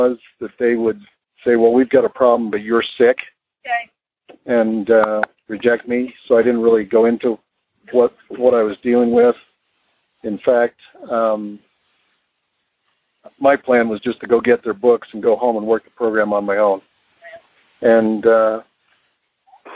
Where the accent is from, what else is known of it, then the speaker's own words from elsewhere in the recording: Utah, United States; I'm from Utah.